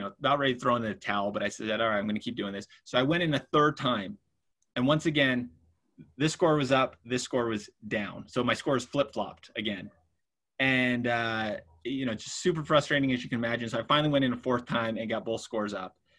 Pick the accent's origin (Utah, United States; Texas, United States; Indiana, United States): Utah, United States; we come from Utah, which, you know, there's not a lot of diversity here in the state